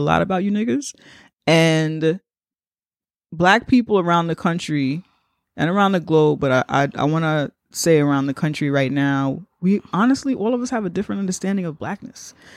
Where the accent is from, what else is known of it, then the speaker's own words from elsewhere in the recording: United States; I'm black American